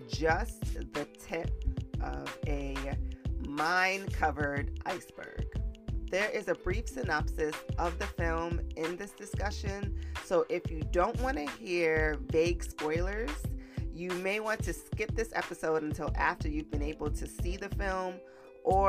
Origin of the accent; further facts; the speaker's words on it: New York City, New York, United States; we're both from the Bronx.